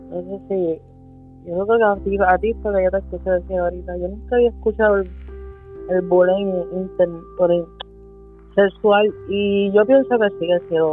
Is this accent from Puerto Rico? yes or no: yes; Puerto Rico; Y como todo boricua en Puerto Rico, no, me decían …